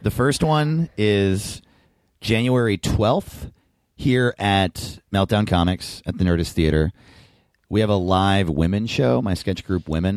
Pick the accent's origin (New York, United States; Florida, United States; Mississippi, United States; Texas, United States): New York, United States; I grew up in New York, but my parents moved to Denver